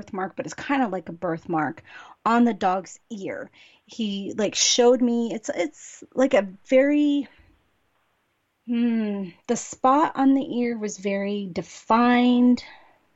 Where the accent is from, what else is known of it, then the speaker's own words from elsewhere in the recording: California, United States; I'm from California